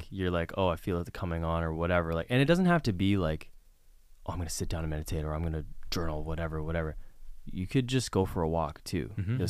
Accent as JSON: {"language": "English", "town": "Vancouver", "region": "British Columbia", "country": "Canada", "tie": "born or raised there", "said": "So I grew up in Vancouver, British Columbia. My best friends are there."}